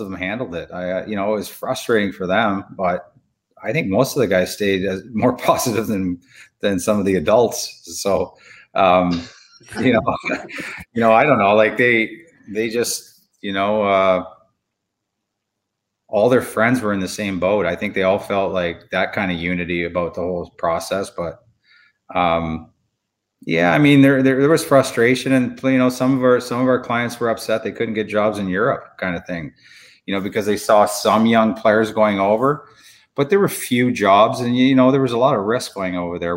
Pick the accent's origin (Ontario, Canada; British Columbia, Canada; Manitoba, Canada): Ontario, Canada; Chatham; my growing up in Chatham, Ontario